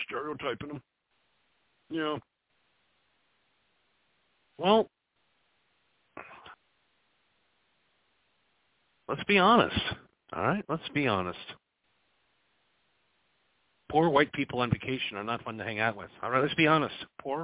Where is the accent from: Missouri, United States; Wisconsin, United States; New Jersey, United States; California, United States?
Wisconsin, United States; moved away; I was a boy in Wisconsin